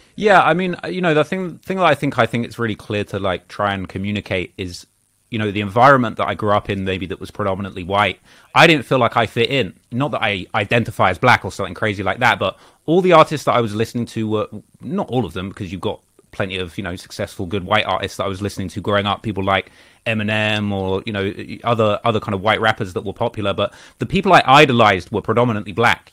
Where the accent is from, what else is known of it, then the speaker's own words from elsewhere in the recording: Bognor Regis, South East England, United Kingdom; also born or lived in Croydon, London; I lived there till I was about five or six. And then, uh, my family relocated to a very small town, uh, on the south coast of England. You, you probably never heard of this town, but it's a town called Bognor Regis.